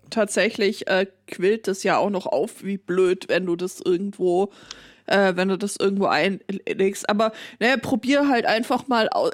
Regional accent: Ruhr area, North Rhine-Westphalia, Germany; ich komme ja aus dem Ruhrpott

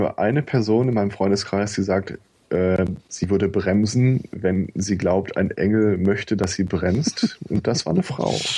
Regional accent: Germany; Bei uns in Deutschland

